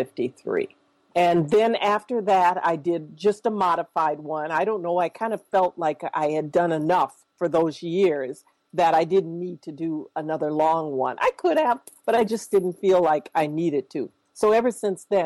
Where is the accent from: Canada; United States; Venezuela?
United States; Minneapolis, Minnesota; I grew up here in Minneapolis